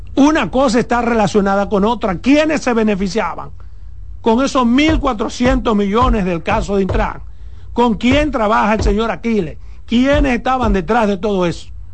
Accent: Dominican Republic; como periodista, como dominicano

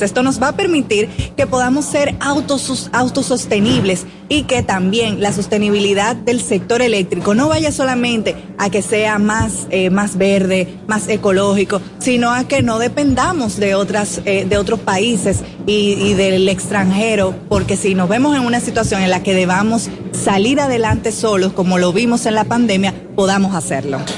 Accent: Dominican Republic; nosotros como República Dominicana seamos los anfitriones

